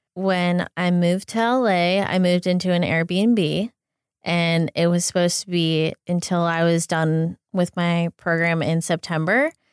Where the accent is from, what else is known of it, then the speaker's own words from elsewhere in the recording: south of Pittsburgh, Pennsylvania, United States; also born or lived in Boston, Massachusetts; now in Los Angeles, United States; I grew up south of Pittsburgh in Pennsylvania